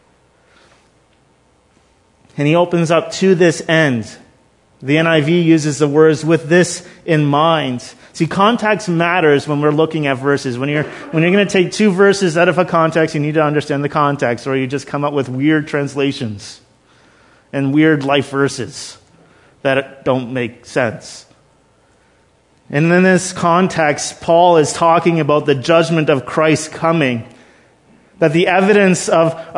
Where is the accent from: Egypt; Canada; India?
Canada; we're Canadian